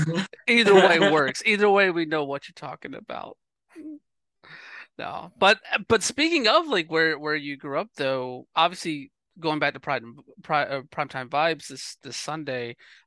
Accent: Georgia, United States; Like, I growing up in Georgia, people thought I was from Boston.

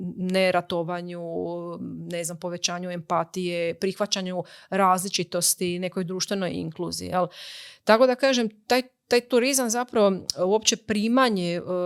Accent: Croatia; kod nas u Hrvatskoj

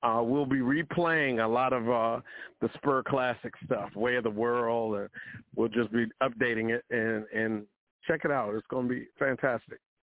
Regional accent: Washington, District of Columbia, United States; I'm from Washington D.C.

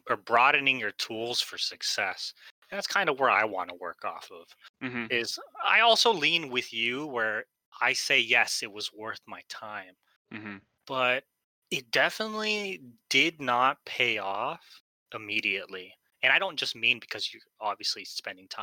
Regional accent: Philippines; I'm Filipino

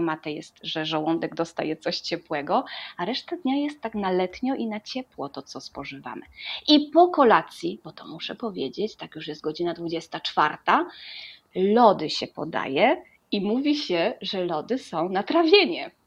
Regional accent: Poland; moved away as an adult; now in Uruguay; jestem z Polski

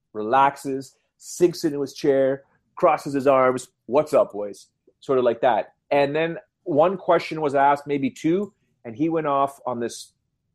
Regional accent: Canada; accent: Canadian; I sound too Canadian

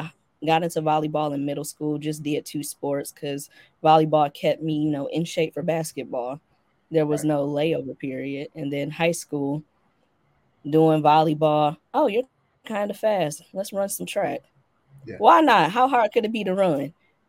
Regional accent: Midwest, United States; And that, you know, I'm from the Midwest. We drive. Like, I come from a family that used to drive from Detroit to Atlanta yearly.

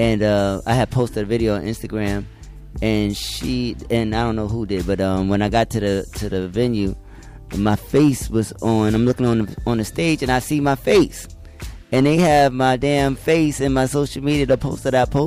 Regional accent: New York City, New York, United States; I'm from New York, so we represent that New York, that NYC here

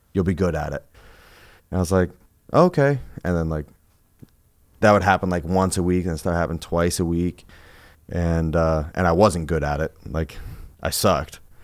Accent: Colchester, Vermont, United States; I grew up in Colchester

